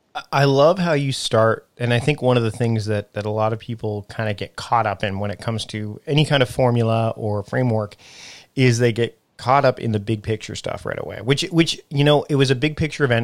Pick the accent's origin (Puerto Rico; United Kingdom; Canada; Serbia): Canada; someone who is also from my home and native land